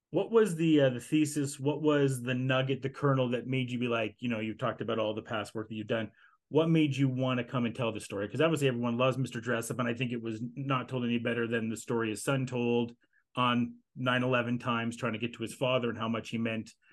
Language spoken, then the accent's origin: English; Canada; as Canadians